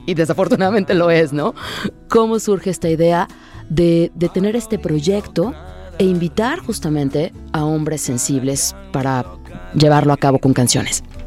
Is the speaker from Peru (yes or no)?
no; Mexico; nosotros como mexicanos